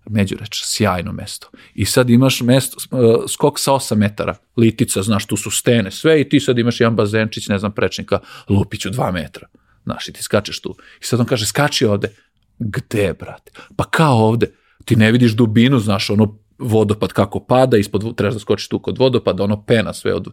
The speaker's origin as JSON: {"language": "Croatian", "town": "Crvenka", "region": "Vojvodina", "country": "Serbia", "said": "imamo bazen kod nas u Crvenki"}